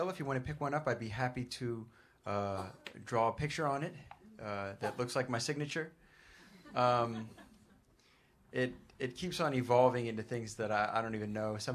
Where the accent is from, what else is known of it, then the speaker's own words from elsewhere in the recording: New York, United States; Uh, this we're all from New York, and, and this this place very much feels like home.